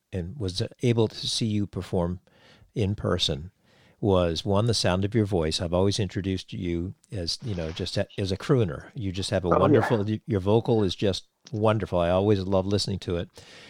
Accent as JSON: {"language": "English", "region": "New England", "country": "United States", "moved": "yes", "said": "when I first moved down here, because I'm from New England"}